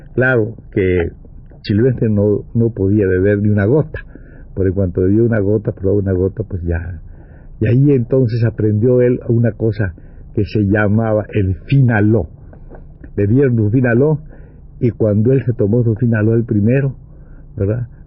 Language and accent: Spanish; Mexico; cómo somos los mexicanos